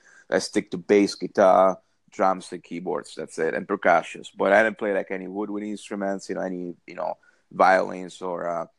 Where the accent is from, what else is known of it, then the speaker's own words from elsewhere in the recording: Italy; moved away as an adult; now in Dublin, Ireland; people living in Dublin, because I myself, you know, I was born in Italy. I'm half Italian, half Spanish. And around 98, you know, 98 actually left Italy for good.